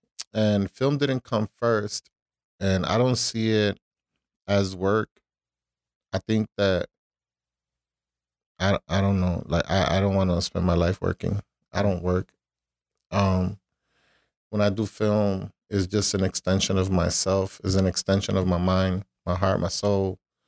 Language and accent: English; Chicago, Illinois, United States; born there; So just because I was born in Chicago, that doesn't make me American. You know, I'm Puerto Rican